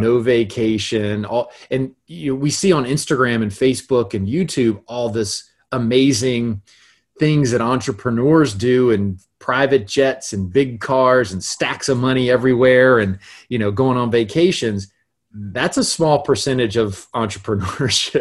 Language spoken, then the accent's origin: English; Gainesville, Florida, United States; I was raised in North Florida, in Gainesville, Florida